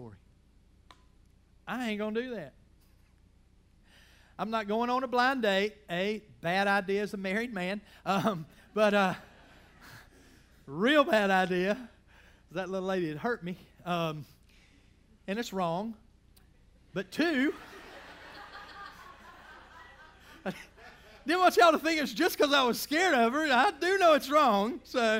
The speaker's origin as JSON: {"language": "English", "region": "Georgia", "country": "United States", "tie": "born or raised there", "said": "I grew up in the South. I grew up in Georgia, and I was taught to call people if they were older than me"}